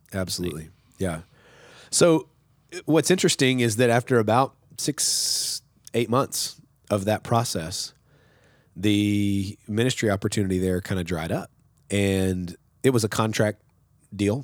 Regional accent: West Texas, United States; moved away as an adult; also born or lived in Sundown, Texas / Sweet Springs, Missouri; now in Nacogdoches, United States; I'm from West Texas. I'm from the desert

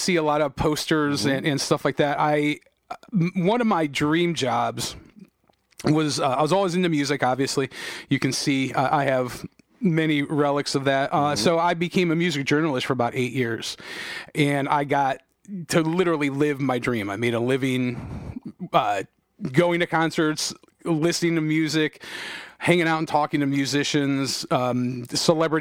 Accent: Painesville Township, Ohio, United States; I grew up, I was raised in Painesville Township

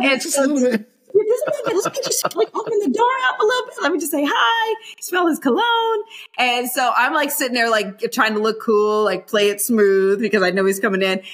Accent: Ohio, United States; growing up in Ohio, like hospitality is everything because we are poor

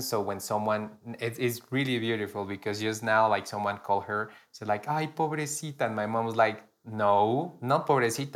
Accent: Pasto, Nariño, Colombia; moved away; Here in my hometown

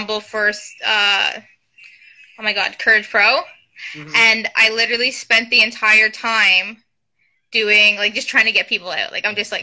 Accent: Kingston, Ontario, Canada; moved away as an adult; now in Oshawa, Canada; I'm also from Kingston, Ontario

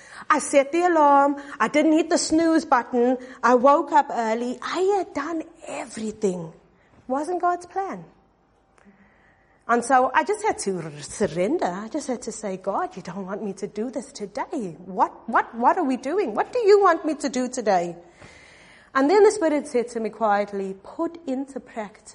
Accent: South Africa; I'm from South Africa

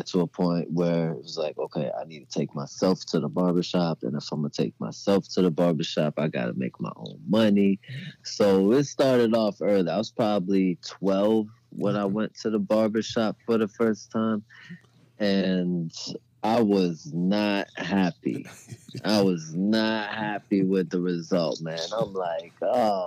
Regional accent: Maryland, United States; moved away as an adult

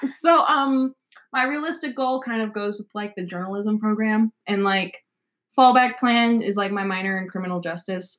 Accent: Nashville, Tennessee, United States; moved away as an adult; I grew up in Nashville mm-hmm. until I graduated and came to college after high school

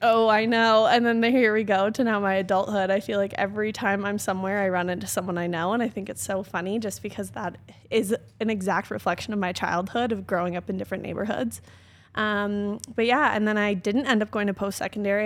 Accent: Calgary, Alberta, Canada; also born or lived in Okotoks; I like to say I was born and raised in Calgary, but I actually, when I was born, lived in Okotoks, so just outside of Calgary

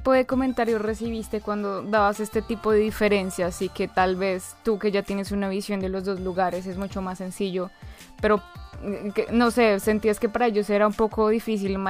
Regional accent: Colombia; now in Munich, Germany; Para quienes no me conocen, soy de Colombia y actualmente vivo en Múnich, Alemania.

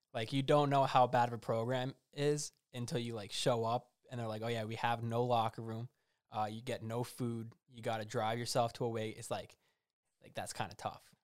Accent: New Jersey, United States; I'm from New Jersey

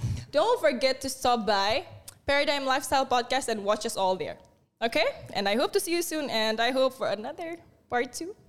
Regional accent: Indonesia; kamu asli mana? Indonesia

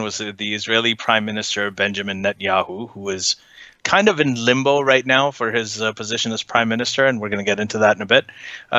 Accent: Saudi Arabia; I grew up in Saudi Arabia.

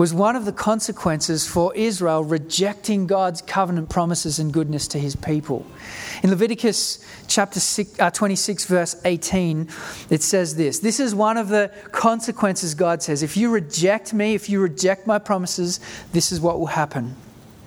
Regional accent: South Africa; now in Australia; my family moved to Australia in 1988. I grew up in South Africa during the time of apartheid.

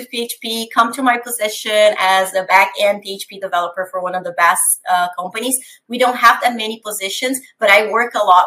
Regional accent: São Paulo, Brazil; English is a second language; moved away as an adult; now in Canada; I am originally from Brazil, from São Paulo

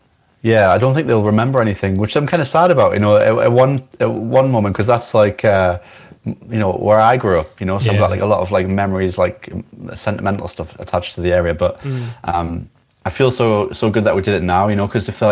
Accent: Newcastle upon Tyne, North East England, United Kingdom; moved away as an adult; now in Isle of Skye, United Kingdom; And I'm not originally from here. I'm from Newcastle in England.

